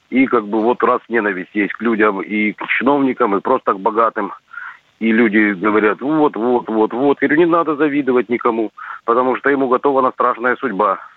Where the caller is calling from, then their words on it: Krasnodar, Krasnodar Krai, Russia; Я из Краснодара, но не Александра